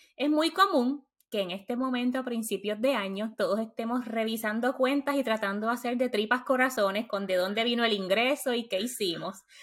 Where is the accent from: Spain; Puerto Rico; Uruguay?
Puerto Rico; moved away as an adult; now in United States; Nací y crecí en Puerto Rico